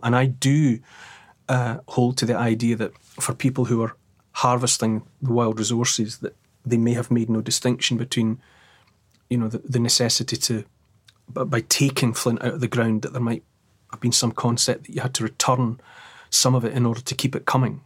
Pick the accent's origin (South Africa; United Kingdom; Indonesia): United Kingdom; Dumfries, Scotland; I grew up in Dumfries